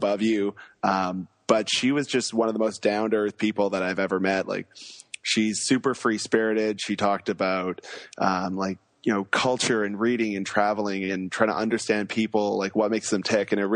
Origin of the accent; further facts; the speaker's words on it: Vancouver, British Columbia, Canada; moved away as an adult; also born or lived in Australia; I grew up in Vancouver on the other side of the country.